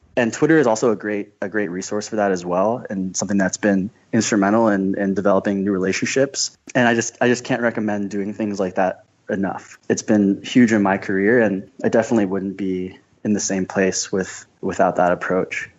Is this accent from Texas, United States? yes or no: no; Scottsdale, Arizona, United States; I'm from Scottsdale, Arizona